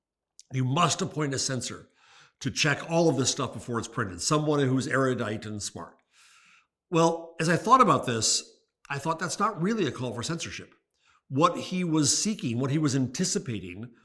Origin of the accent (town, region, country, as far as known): United States